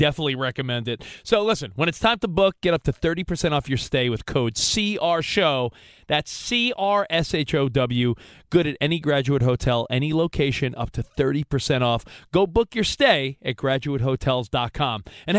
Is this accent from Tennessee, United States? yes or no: no; Long Island, New York, United States; growing up on Long Island